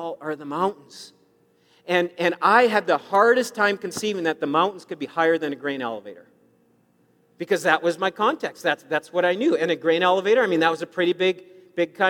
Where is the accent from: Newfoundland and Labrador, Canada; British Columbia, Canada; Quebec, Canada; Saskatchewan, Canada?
Saskatchewan, Canada; I grew up in Saskatchewan